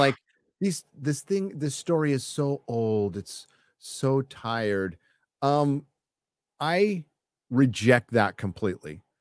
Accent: United States; As an American

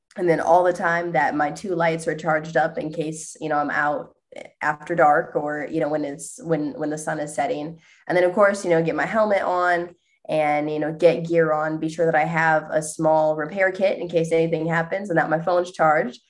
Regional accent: Indiana, United States; moved away; I was born and raised in Indiana

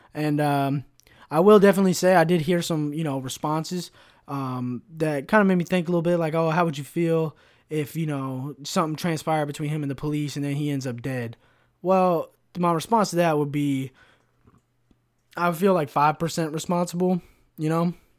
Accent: United States; as an American

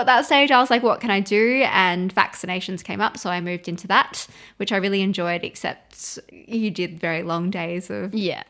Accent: Adelaide, South Australia, Australia; moved away as an adult; I am 34 years old. I'm 35 in August. I'm originally from Adelaide.

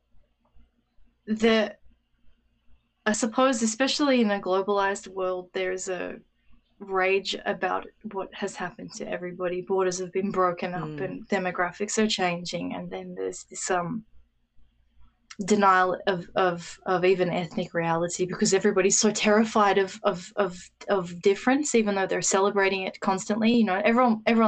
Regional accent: Australia; my experience as an Australian

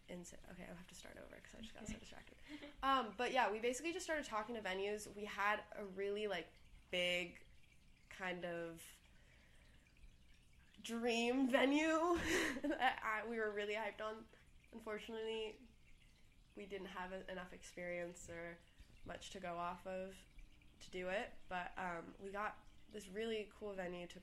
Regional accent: San Francisco, California, United States; now in Los Angeles, United States; So San Francisco is home to me. I grew up in the Haight-Ashbury

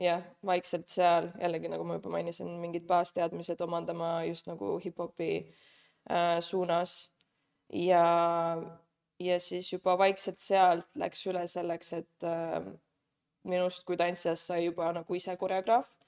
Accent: Saare County, Estonia; now in Tallinn, Estonia; tulen Saaremaalt, nüüd elan juba, nüüd läheb teine aasta Tallinnas

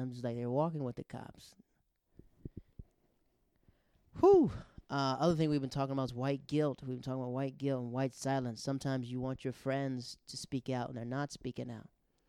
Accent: Netherlands; also born or lived in Japan; because I grew up in the Netherlands. I grew up in Japan.

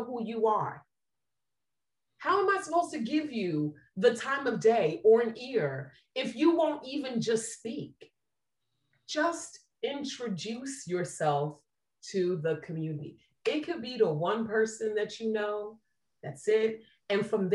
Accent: New Jersey, United States; now in Tampa, United States; I'm from Jersey

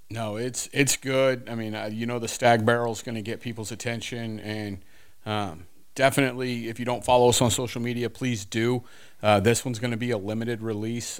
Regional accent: Houston, Texas, United States; I was born in Houston, but, um, yeah, it's, you know, us down here in South Texas

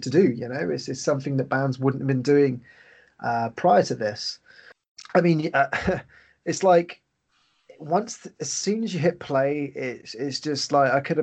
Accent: England, United Kingdom; I'm just an English guy

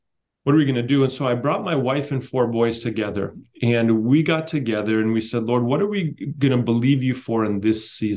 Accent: Knoxville, Tennessee, United States; I'm a chiropractor from Knoxville, Tennessee

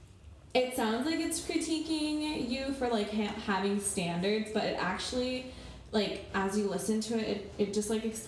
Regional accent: Miami, Florida, United States; I was born in Miami, Florida, but I consider myself foreign

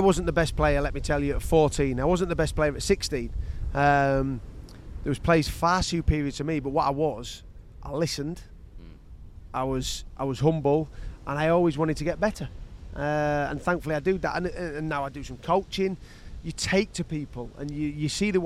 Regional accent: Yorkshire and the Humber, United Kingdom; I grew up in Yorkshire, north. Probably about 4.5 hours away from London, in between Newcastle and Leeds

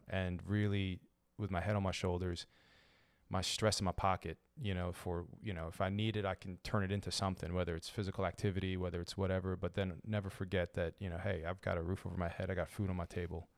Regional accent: Baltimore, Maryland, United States; I'm a Lebanese American citizen, born and raised in Baltimore

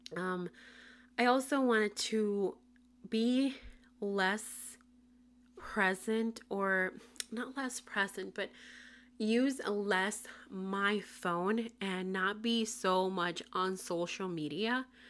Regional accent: Puerto Rico; first language Spanish; English is a second language; moved away as an adult; now in Tampa, United States; I currently live in Tampa, Florida, but I was born and raised in Puerto Rico, moved to Florida in twenty twenty

